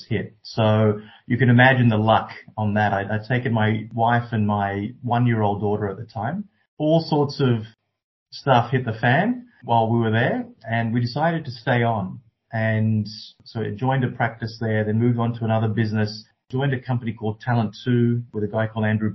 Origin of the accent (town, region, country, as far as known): Canberra, Australian Capital Territory, Australia; born or raised there; also born or lived in Sri Lanka